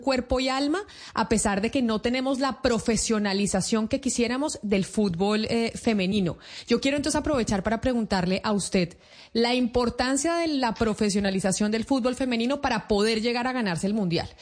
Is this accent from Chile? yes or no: no; Colombia; Nosotros aquí en Colombia